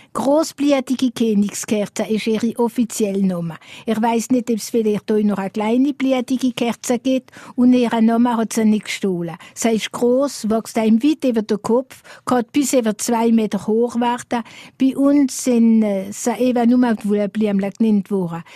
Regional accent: Alsace, Grand Est, France; bei uns im Elsass

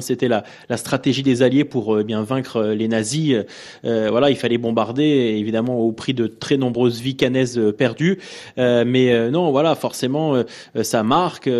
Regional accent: Caen, Normandy, France; en étant natif de Caen, en vivant à Caen

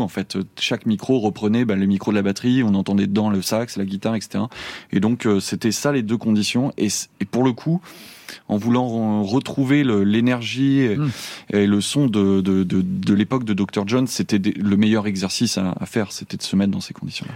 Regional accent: Angoulême, Nouvelle-Aquitaine, France; chez moi, à Angoulême

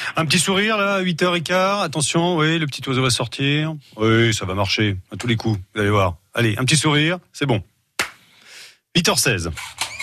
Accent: Bourgogne-Franche-Comté, France; chez nous en Bourgogne-Franche-Comté

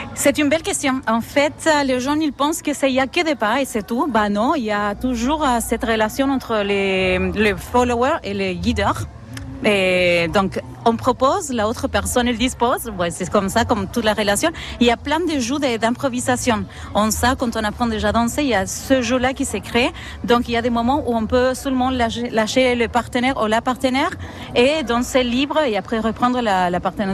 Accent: Argentina; French is a second language; now in France; Je viens d'Argentine, pour ça le accent, la tête

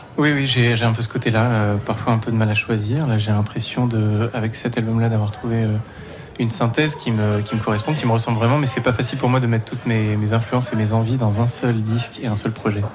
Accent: Provence-Alpes-Côte d'Azur, France; je viens de Provence, euh, de l'ensemble en provence petit village en Provence.

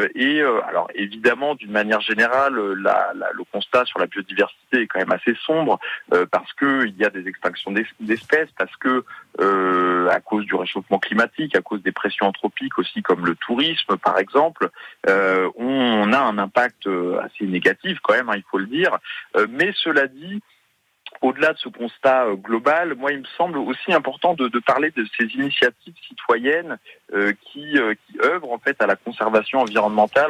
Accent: Brittany, France; je suis breton moi-même

